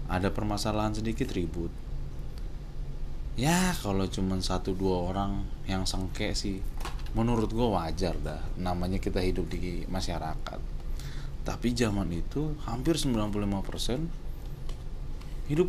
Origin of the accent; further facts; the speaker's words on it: Tambun, West Java, Indonesia; yang hidup keluarga gue yang ada di Tambun ya gue besar di Tambun di sebuah Perumahan yang isinya campur dari suku, agama.